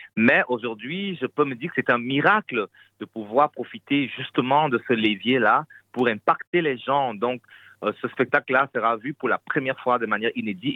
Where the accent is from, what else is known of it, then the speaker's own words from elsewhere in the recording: Fang of South Cameroon, Cameroon; also born or lived in Belgium; now in Brussels, Belgium; je suis originaire des Fans du Sud Cameroun